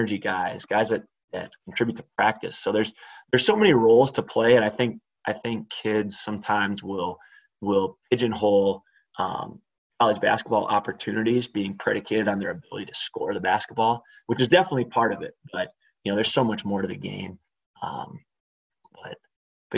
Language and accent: English; River Falls, Wisconsin, United States; I grew up in River Falls, Wisconsin